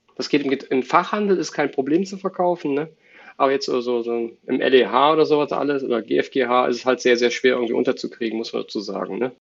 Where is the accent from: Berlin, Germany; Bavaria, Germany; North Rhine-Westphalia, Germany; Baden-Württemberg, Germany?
North Rhine-Westphalia, Germany; Cologne; also born or lived in Dortmund; Ich bin ein Kölsche Jung, also Vater sowieso, Opa, Oma, Generation und darüber